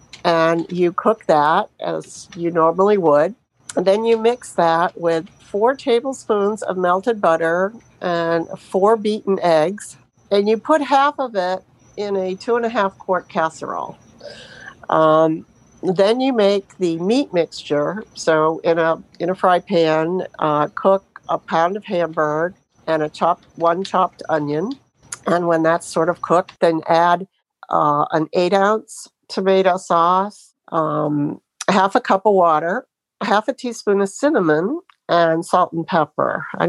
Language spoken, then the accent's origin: English; Sebring, Florida, United States; I'm from Sebring, Florida.